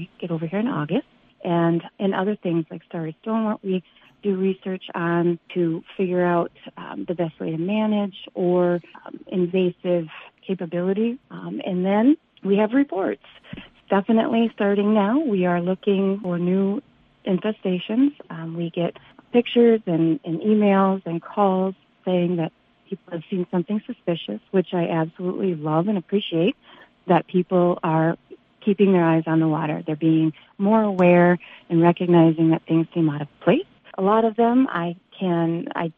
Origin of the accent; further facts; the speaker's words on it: Upper Peninsula, Michigan, United States; also born or lived in southwest Minnesota; now in Park Rapids, United States; I'm from the Upper Peninsula